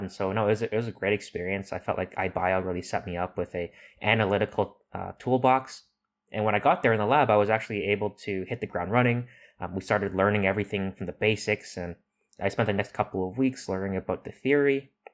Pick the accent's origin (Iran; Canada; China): Canada; Toronto, Ontario; moved away; I'm from Toronto